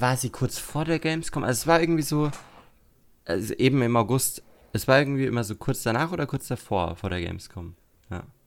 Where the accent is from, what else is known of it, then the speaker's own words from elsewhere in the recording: Würzburg, Bavaria, Germany; von Würzburg, wo ich herkomme